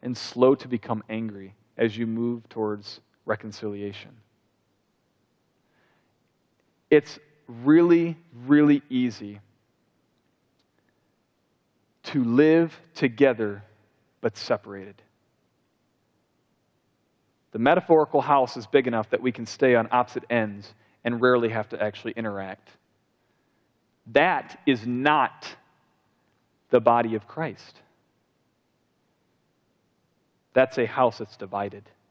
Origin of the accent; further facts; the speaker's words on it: United States; we're Americans